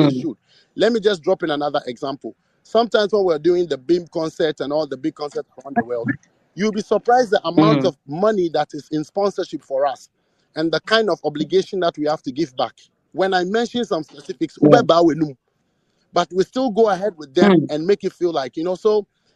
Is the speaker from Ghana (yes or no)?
yes; Ghana; all of us as a people, all of us as Ghanaians